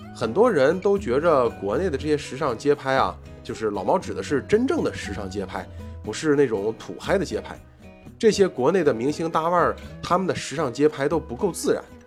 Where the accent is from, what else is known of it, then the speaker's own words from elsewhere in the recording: China; 毕竟我们是中国人